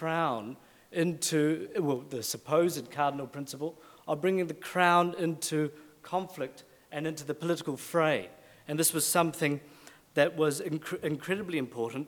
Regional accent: New Zealand; moved away; as a New Zealander

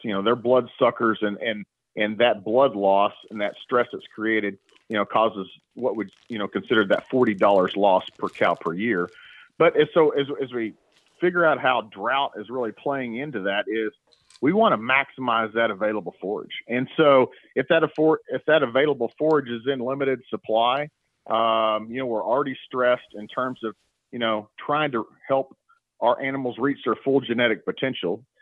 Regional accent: Stillwater, Oklahoma, United States; I was born and raised in Stillwater, Oklahoma

